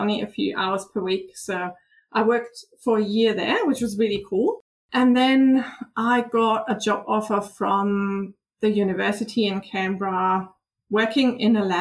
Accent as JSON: {"language": "English", "country": "Germany", "tie": "born or raised there", "second_language": "English", "moved": "yes", "said": "I from Germany, as you can probably hear, I have a bit of an accent. So I grew up in Germany"}